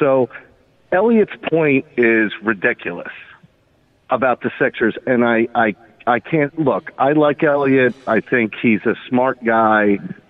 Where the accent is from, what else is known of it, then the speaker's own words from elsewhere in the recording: Philadelphia, Pennsylvania, United States; You know, it's actually for me as a Philadelphian, it is. We root for our teams because they are Philadelphia.